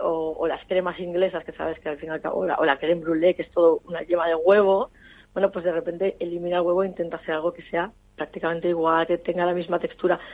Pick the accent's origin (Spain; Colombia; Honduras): Spain; Valencia, Valencian Community; soy de Valencia